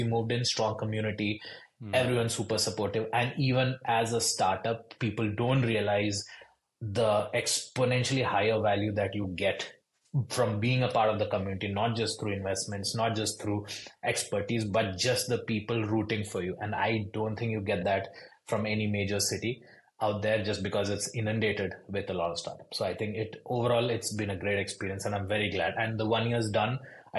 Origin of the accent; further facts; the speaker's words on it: India; English is a second language; moved away as an adult; also born or lived in Boston; now in Louisville, United States; So I am a first generation immigrant. So I moved from India to Boston to do my schooling over there, most specifically my MBA.